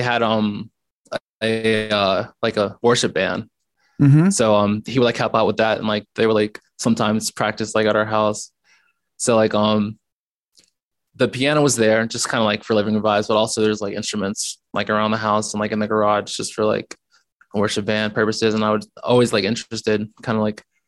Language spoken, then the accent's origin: English; Ruston, Louisiana, United States; moved away as an adult; also born or lived in Baton Rouge, Louisiana; I was actually born and raised in Ruston, Louisiana, which is like about 4 hours from here